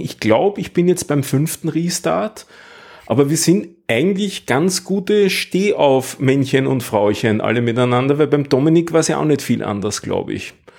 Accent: Vienna, Austria; als Wiener

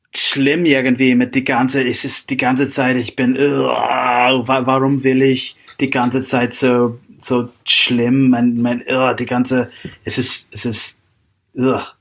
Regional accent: Seattle, Washington, United States; German is a second language; moved away as an adult; also born or lived in Klosterneuburg, Austria; now in Austria; ich komme aus, äh, aus Seattle, die Gegend

